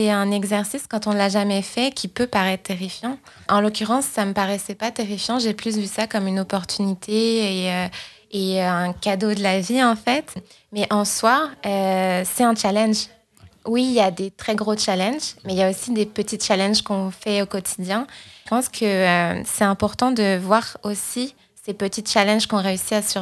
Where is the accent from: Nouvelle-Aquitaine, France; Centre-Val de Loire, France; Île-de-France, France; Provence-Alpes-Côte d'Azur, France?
Île-de-France, France; moved away as an adult; now in Montreal, Canada; Je viens de France. {S0} Ah, ok. {S1} Je, Suis, je, suis, née, je suis née à côté de Paris. Mhm. Et donc, j'ai grandi euh, toute, ma vie en France jusqu'à arriver à Montréal il y a environ trois ans et demi.